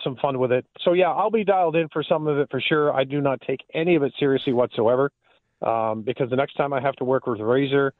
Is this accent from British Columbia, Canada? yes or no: no; Southern Ontario, Canada; moved away; a guy growing up in Southern Ontario